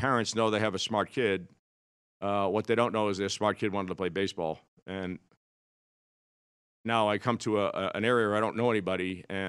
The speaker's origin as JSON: {"language": "English", "town": "Brighton", "region": "Massachusetts", "country": "United States", "tie": "born or raised there", "said": "I grew up in Brighton, Mass., which is a suburb of Boston, which is now the high-rent district."}